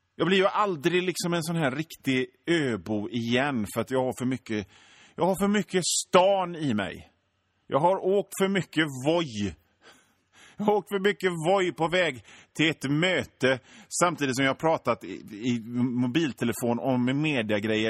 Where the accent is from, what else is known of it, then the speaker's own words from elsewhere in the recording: Hönö, Västra Götaland, Sweden; moved away as an adult; now in Gothenburg, Sweden; jag är född och uppväxt i Göteborgs norra skärgård på ön Hönö